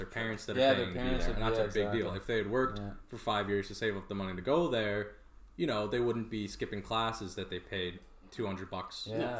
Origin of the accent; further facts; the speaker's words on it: Peterborough, Ontario, Canada; I'm like, Peterborough.